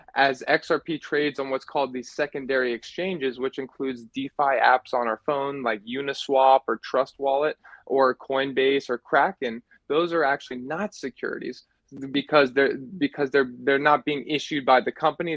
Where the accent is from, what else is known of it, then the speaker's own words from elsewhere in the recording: New Hampshire, United States; I'm from New Hampshire